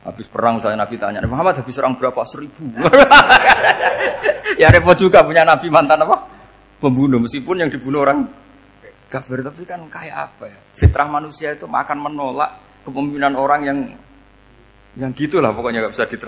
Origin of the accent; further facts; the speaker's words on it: Rembang, Central Java, Indonesia; Kayak saya kan orang Rembang. Rembang itu apanya Jogja?